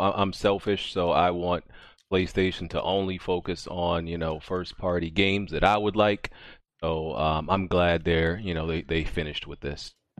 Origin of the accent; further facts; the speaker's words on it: New York, United States; as a New Yorker